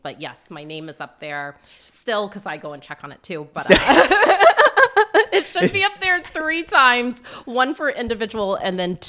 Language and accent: English; Florida, United States; born there; also born or lived in Plattsburgh; So I was born in Florida. We moved about every 2 to 3 years. But when we came to Plattsburgh, we were here when the base closed.